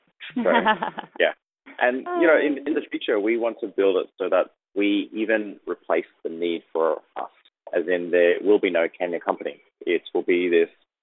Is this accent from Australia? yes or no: yes; Australia; I grew up in Australia